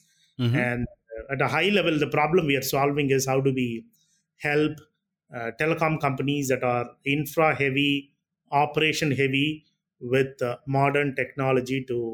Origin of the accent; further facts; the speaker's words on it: Chennai, Tamil Nadu, India; I'm born and brought up in Chennai.